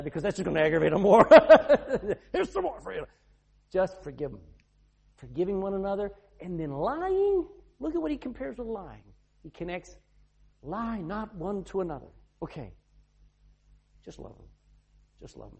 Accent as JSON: {"language": "English", "region": "the South", "country": "United States", "moved": "as an adult", "lives_now": "Ireland", "said": "I'm from the South"}